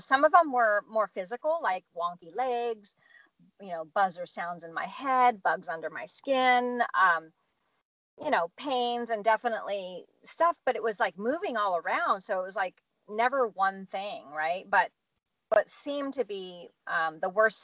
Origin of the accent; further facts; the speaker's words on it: Santa Cruz, California, United States; moved away; my hometown, Santa Cruz, California